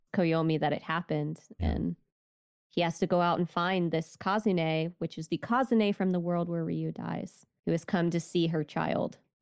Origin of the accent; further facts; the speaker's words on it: United States; I'm an American